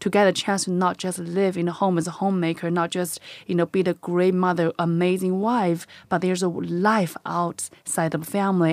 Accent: China; moved away; I am born and raised in a little tiny village in China

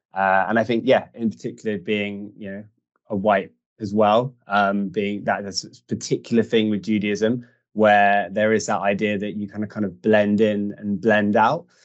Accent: United Kingdom; born and bred in the UK, but of uh, Jewish heritage

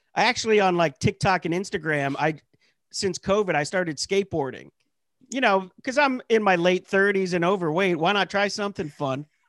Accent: Pennsylvania, United States; moved away; I'm from Pennsylvania. You know, I was born and raised, like, in the Hicks

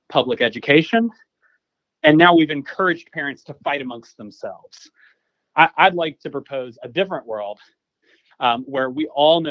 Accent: Clayton County, Georgia, United States; I grew up in Clayton County

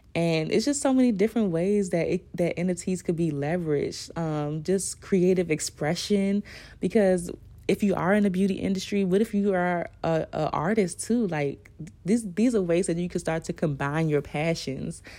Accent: Washington, District of Columbia, United States; accent: DC; my D C accent

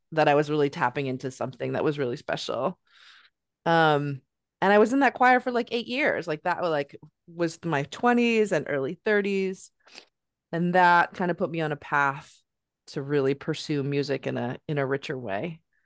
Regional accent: California, United States; moved away as an adult; now in Northampton, United States; I'm from California.

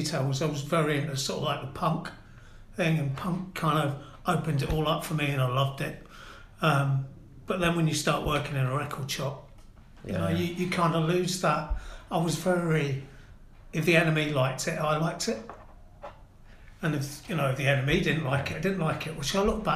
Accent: Norwich, East of England, United Kingdom; also born or lived in Aberdeen, Scotland / Brighton / Gloucester / Cardiff; I was born in Aberdeen, moved to Norwich when I was 8, obviously with my parents

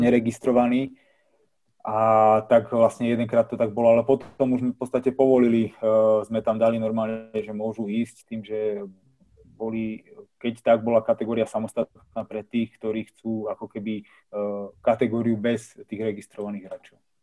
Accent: Slovakia; ja som vyrastal s najlepšími na Slovensku a hral som s nimi od mala

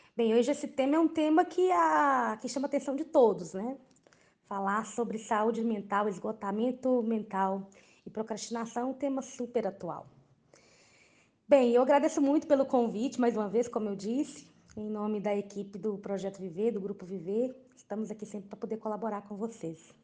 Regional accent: Brazil; enquanto brasileiros

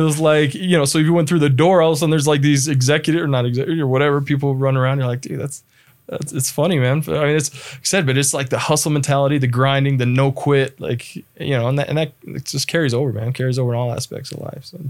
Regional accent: Las Vegas, Nevada, United States; moved away as an adult; also born or lived in Spokane, Washington; now in Utah, United States; from Las Vegas originally, uh, was born and raised there.

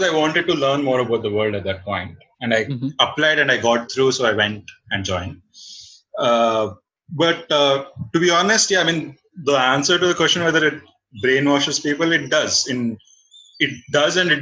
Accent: Bangalore, Karnataka, India; also born or lived in Raichur; born and brought up in Bangalore. No, born in Raichur, actually. Brought up in Bangalore, mostly

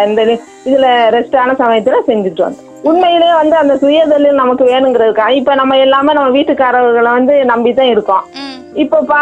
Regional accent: Marakkiyarpattinam, Tamil Nadu, India; நான் மரக்கியார்பட்டினம் பஞ்சாயத்து சேர்ந்தவங்க

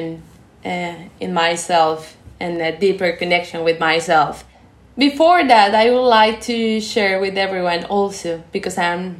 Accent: Colombia; moved away as an adult; now in Japan; I'm from Colombia

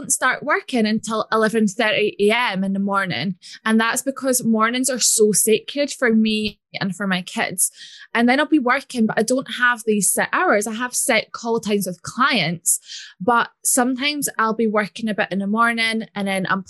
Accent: Scotland, United Kingdom; if you can't tell by my accent, I'm from Scotland.

